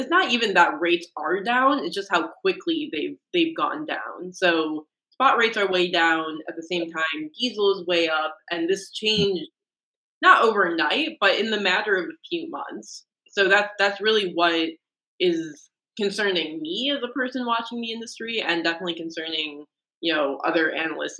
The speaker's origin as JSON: {"language": "English", "town": "Detroit", "region": "Michigan", "country": "United States", "tie": "born or raised there", "said": "growing up in Detroit, I'm definitely exposed to the industrial side of the economy."}